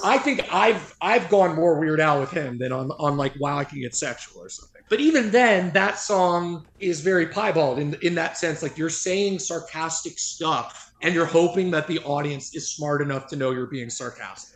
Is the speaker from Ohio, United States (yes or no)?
no; Los Angeles, California, United States; also born or lived in Manhattan, New York; grew up